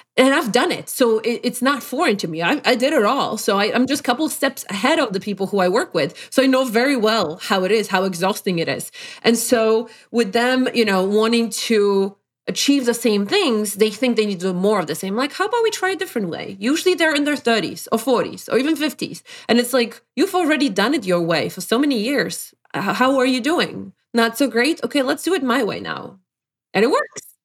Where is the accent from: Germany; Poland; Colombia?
Poland; English is a second language; moved away as an adult; also born or lived in Brookline, Massachusetts, United States; now in Connecticut, United States; Not that I was oppressed in Poland where I'm from